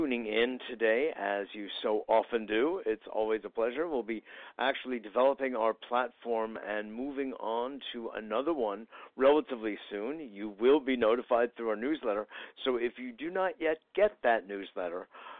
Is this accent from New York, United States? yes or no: yes; New York, United States; I know you don't have to be from New York, but, you know, it just happens that I am